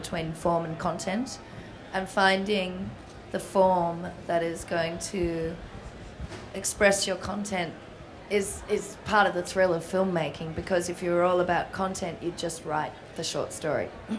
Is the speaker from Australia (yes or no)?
yes; Melbourne, Victoria, Australia; I'm from Melbourne, Australia. I'm about to go back, which is home.